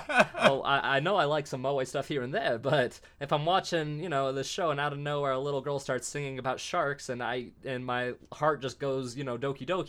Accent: United States; Yeah, well, and we're American.

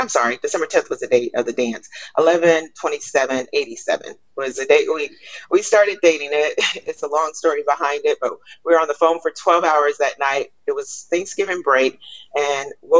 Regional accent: Newport News, Virginia, United States; also born or lived in Gloucester, Virginia / Norfolk, Virginia; born and raised in Newport News, Virginia, I went to college in Norfolk

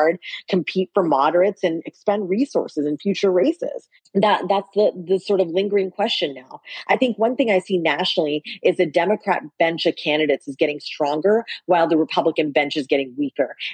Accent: West Virginia, United States; I grew up in West Virginia at a time where the state was pretty purple.

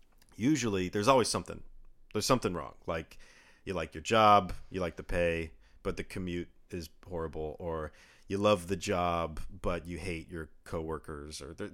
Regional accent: Redmond, Washington, United States; also born or lived in Bellevue; I was born in Bellevue, Washington. {S1} Mm-hmm. {S0} I was raised in Redmond, Washington.

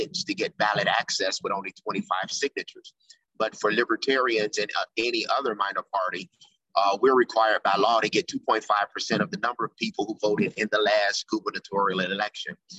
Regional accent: Memphis, Tennessee, United States; also born or lived in Chicago; I came to back to Memphis, which is my hometown

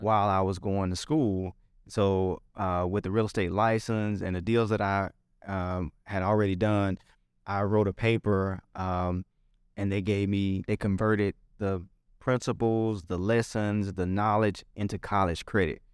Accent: Memphis, Tennessee, United States; born or raised there

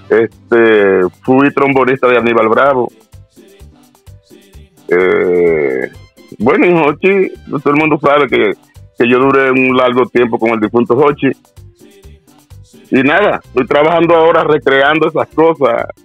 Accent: Dominican Republic; como todo el mundo sabe, yo soy dominicano.

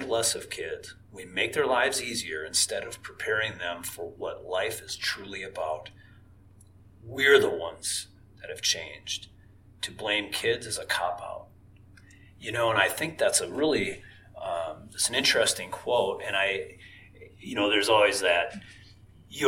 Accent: Paynesville, Minnesota, United States; my hometown in Painesville

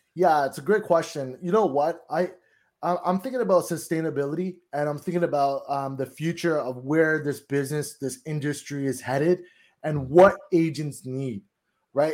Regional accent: Toronto, Ontario, Canada; now in Collingwood, Canada; I'm from Toronto. I'm actually living, uh, Collingwood in a cottage area

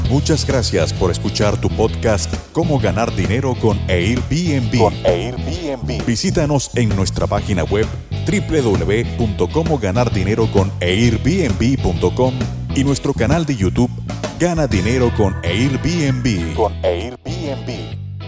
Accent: Mexico

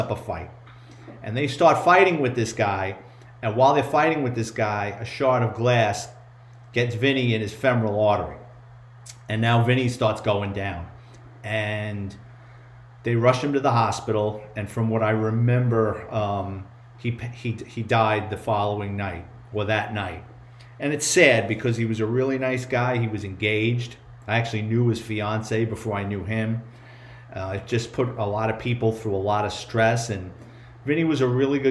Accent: New York City, New York, United States; growing up in the Bronx

